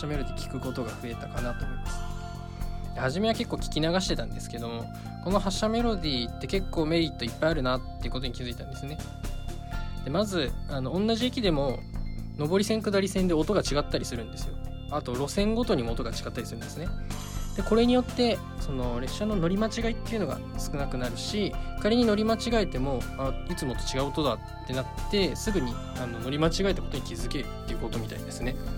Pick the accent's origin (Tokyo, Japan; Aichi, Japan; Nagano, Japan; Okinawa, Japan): Nagano, Japan; moved away as an adult; 私長野はですねあの出身が長野の田舎でして